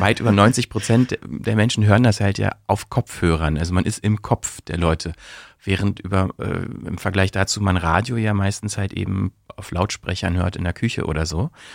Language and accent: German; Brandenburg, Germany; accent: Berlinerisch; moved away as an adult; also born or lived in Bielefeld; now in Berlin, Germany; eigentlich komme ich aus Brandenburg und so, ne, so berlinerisch ist schon sowas, was ich, äh, womit ich aufgewachsen bin